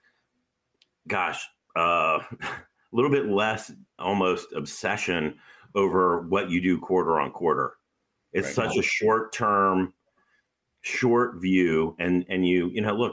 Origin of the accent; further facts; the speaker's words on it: United States; I'm an American